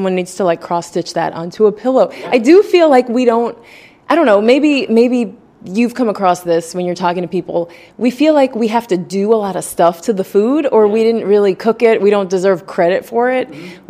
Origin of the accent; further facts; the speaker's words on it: Ohio, United States; now in Florida, United States; I'm from Ohio.